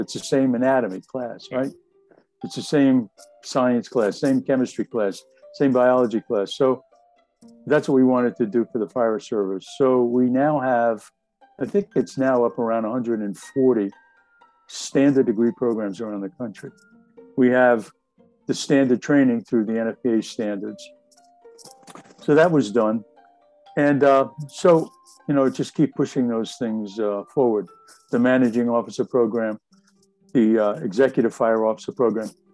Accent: Jersey City, New Jersey, United States; I grew up in Jersey City

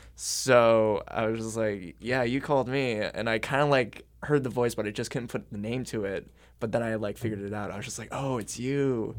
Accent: Camdenton, Missouri, United States; moved away; my hometown of, like, Camdenton, Missouri

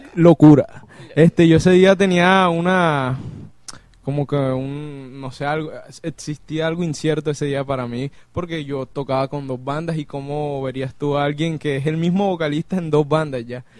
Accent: Barranquilla, Atlántico, Colombia; yo soy aquí de Barranquilla

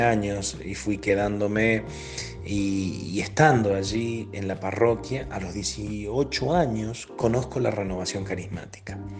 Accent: Argentina; Yo soy de Argentina

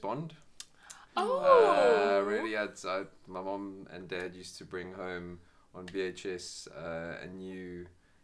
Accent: Johannesburg, Gauteng, South Africa; I grew up in Johannesburg in South Africa.

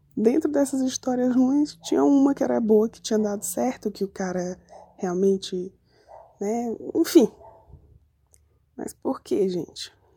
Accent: Manaus, Amazonas, Brazil; moved away; sou de Manaus, moro em Credi.

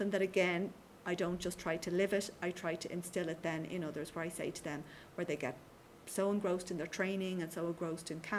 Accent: Skerries, Leinster, Ireland; Yeah, and I say, you know, I'm from Skerries.

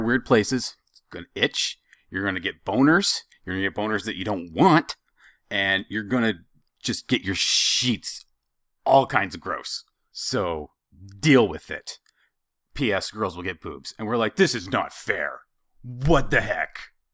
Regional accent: Idaho, United States; I'm from Idaho, and, and I'm sure that's part of it. I've, I've been in cold most of my life

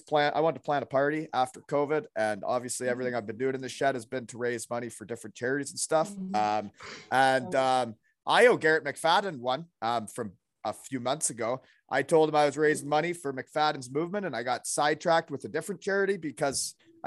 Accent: Elmira, Ontario, Canada; When I grew up in Elmira, there was hardly any women's hockey.

